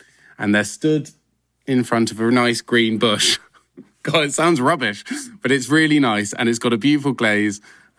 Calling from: London, United Kingdom; I am Zooming from my lovely flat in London, in North London.

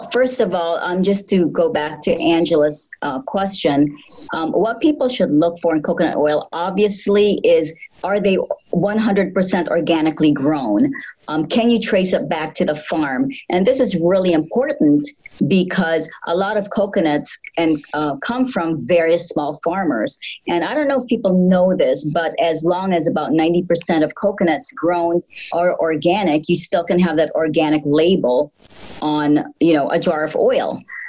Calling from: Illinois, United States; Well, we are calling from a suburb about 30 miles west from Chicago, and it's a beautiful 18 degrees Fahrenheit right now.

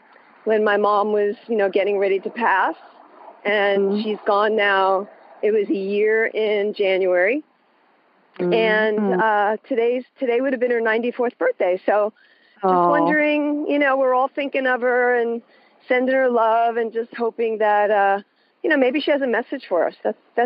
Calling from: San Jose, California, United States; Here is San Jose, California.

